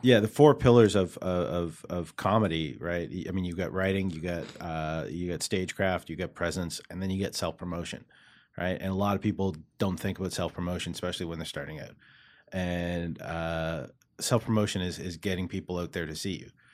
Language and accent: English; Halifax, Nova Scotia, Canada; moved away as an adult; also born or lived in Toronto; now in Montreal, Canada; I'm originally from the East Coast